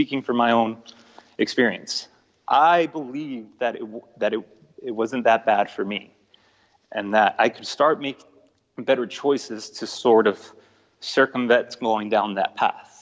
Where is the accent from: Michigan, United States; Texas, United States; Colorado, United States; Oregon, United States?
Texas, United States; El Paso; also born or lived in Mexico City, Mexico; growing up in El Paso and, you know, my family and I migrating here from Mexico City to El Paso when I was a kid.